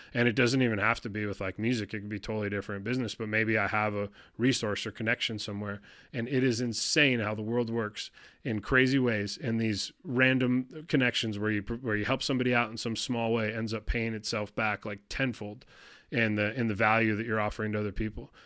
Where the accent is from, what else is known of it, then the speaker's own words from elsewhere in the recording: Detroit, Michigan, United States; moved away; I grew up in Detroit